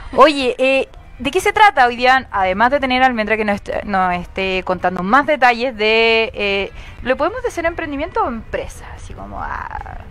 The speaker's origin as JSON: {"language": "Spanish", "town": "Arica", "region": "Arica y Parinacota", "country": "Chile", "said": "yo soy de Arica"}